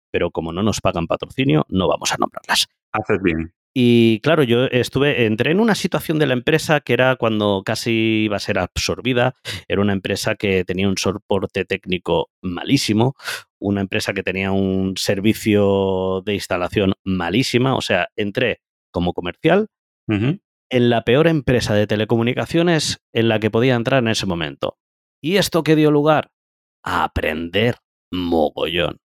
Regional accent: Andalusia, Spain; also born or lived in Valencia; yo realmente soy andaluz, ¿de acuerdo? Eh, lo que pasa que, bueno, andaluz, vamos a decir verdades, yo realmente nací en Valencia, ¿ok?

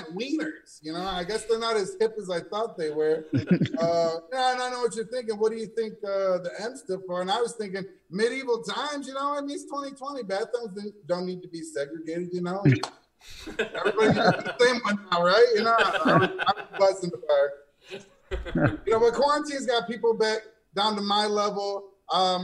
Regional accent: Saginaw, Michigan, United States; moved away as an adult; now in Indianapolis, United States; In Indianapolis now. I'm from Saginaw, Michigan originally.

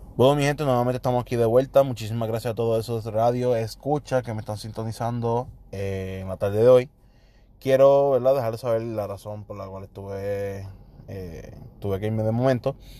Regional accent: Puerto Rico; como típico boricua

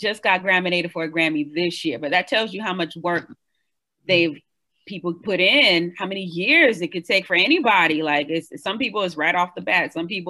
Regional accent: East Coast, United States; now in Austin, United States; Welcome to Austin. I'm from the East Coast.

